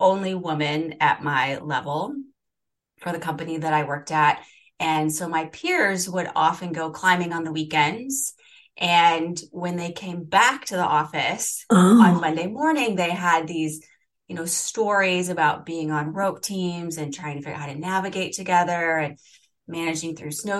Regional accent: Illinois, United States; moved away as an adult; now in Seattle, United States; my home state of Illinois

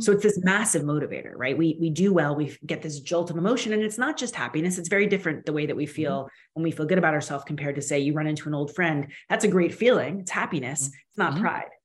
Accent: United States; now in Canada; I'm Canadian now, but I'm originally American

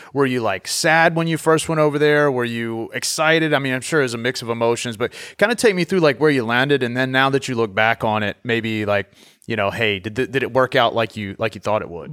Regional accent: Southeast Virginia, United States; I grew up in Southeast Virginia

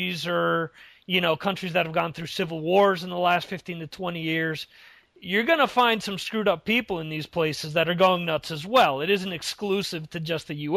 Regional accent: United States; now in Europe; being an American

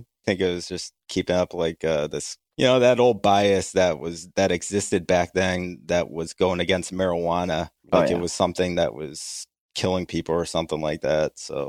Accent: New York, United States; We lived in three states before we moved back to New York.

